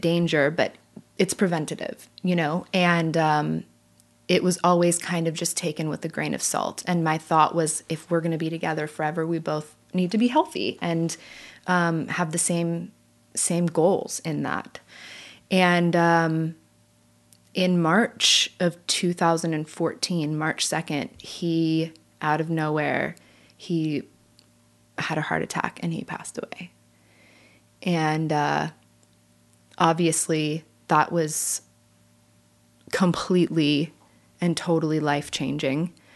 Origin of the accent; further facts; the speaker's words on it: California, United States; now in Nashville, United States; I'm from California